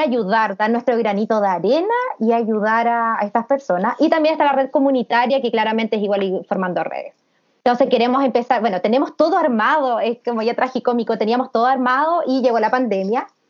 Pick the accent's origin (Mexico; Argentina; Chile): Chile; Temuco, Araucanía; somos todas de Temuco